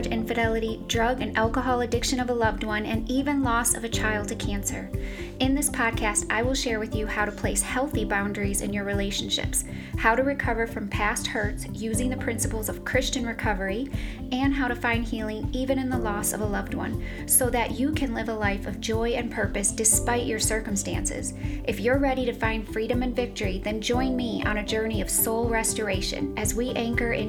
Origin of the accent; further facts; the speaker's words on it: Clarksville, Tennessee, United States; here in my hometown